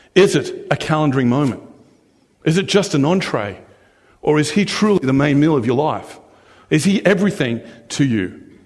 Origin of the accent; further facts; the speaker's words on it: Australia; now in New Zealand; I was born and raised in Australia, but being Australian doesn't define me